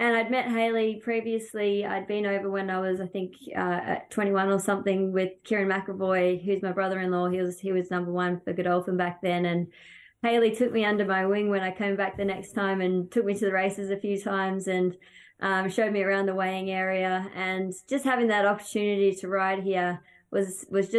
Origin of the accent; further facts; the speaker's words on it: Australia; When we come over here from Australia, obviously we have great carnivals and love the way that we do things back home